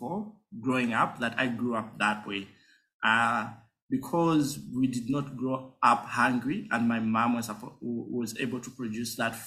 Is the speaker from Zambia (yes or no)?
yes; Lusaka, Lusaka Province, Zambia; So I grew up in Lusaka. So I'm born and bred in Lusaka.